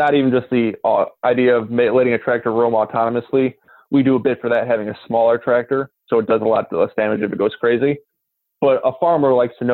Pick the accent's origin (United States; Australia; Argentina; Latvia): United States; Northwest Indiana; I'm from Northwest Indiana, basically right where the Chicago suburbs turn into Indiana cornfield. So not an actual ag background, but grew up in a rural area.